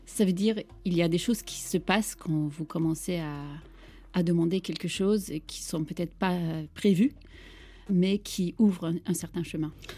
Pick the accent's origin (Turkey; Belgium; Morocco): Turkey; Istanbul; French is a second language; now in France; j'ai grandi euh, dans un monde multiculturel d'Istanbul